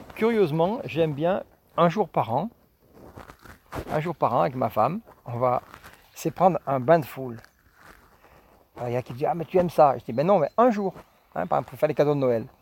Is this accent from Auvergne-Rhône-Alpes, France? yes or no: yes; Villard-de-Lans, Auvergne-Rhône-Alpes, France; moved away as an adult; also born or lived in Jura; now in Saint-Pierre-de-Chartreuse, France; je suis originaire du Vercors, hein, je suis de villard